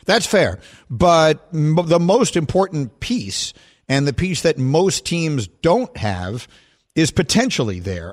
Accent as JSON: {"language": "English", "region": "New York", "country": "United States", "tie": "born or raised there", "said": "when I was growing up in New York as a Jet fan"}